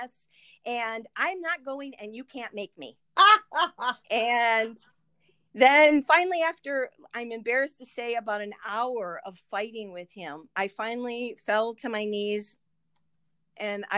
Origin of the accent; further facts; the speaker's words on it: St. Paul, Minnesota, United States; I was born in St. Paul, Minnesota.